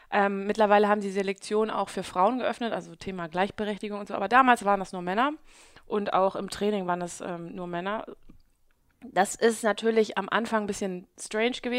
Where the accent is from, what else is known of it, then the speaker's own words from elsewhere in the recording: Hamburg, Germany; now in Southern Germany; Äh, ja, ich bin gebürtige Hamburgerin und ähm, bin schon mein ganzes, meine ganze Jugend und mein ganzes Erwachsenenalter hier in Hamburg gewesen